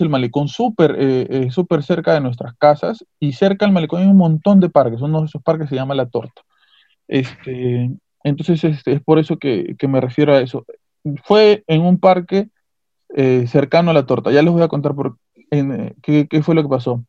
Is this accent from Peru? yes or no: yes; Peru; nuestras culturas, la cultura inca, en caso del Perú